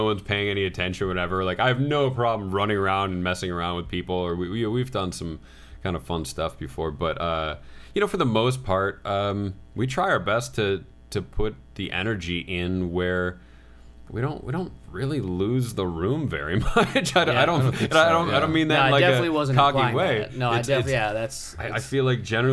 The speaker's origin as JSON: {"language": "English", "region": "Midwest", "country": "United States", "moved": "yes", "lives_now": "Los Angeles, United States", "said": "where I'm from the Midwest"}